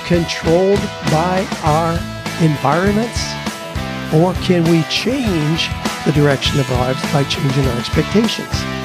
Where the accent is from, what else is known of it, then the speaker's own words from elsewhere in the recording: United States; I was born in the United States of America